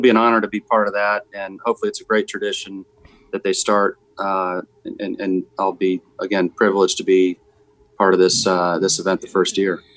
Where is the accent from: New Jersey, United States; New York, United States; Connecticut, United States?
New Jersey, United States; I was from New Jersey